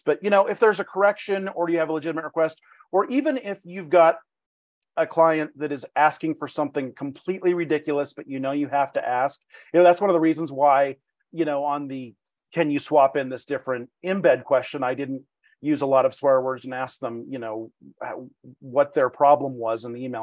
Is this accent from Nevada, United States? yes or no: yes; Reno, Nevada, United States; also born or lived in Palm Springs, California; this is my hometown